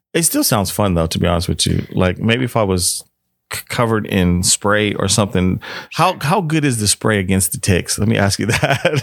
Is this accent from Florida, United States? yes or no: no; Washington, District of Columbia, United States; also born or lived in Northwestern Pennsylvania; now in California, United States; I'm from Washington, D C, but I lived in North Western Pennsylvania for a while